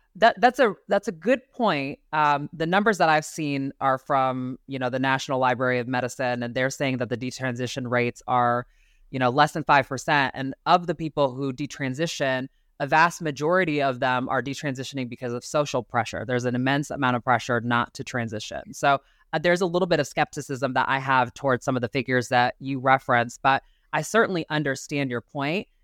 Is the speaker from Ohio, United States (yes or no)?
yes; Ohio, United States; moved away as an adult; now in Arizona, United States; I grew up in Ohio to very conservative family.